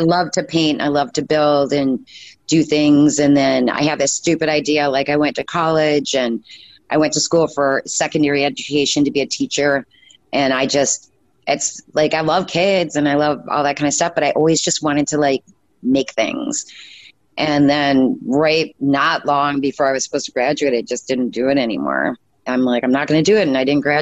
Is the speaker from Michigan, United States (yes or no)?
yes; Upper Peninsula, Michigan, United States; when I grew up, I was from the Upper Peninsula, Michigan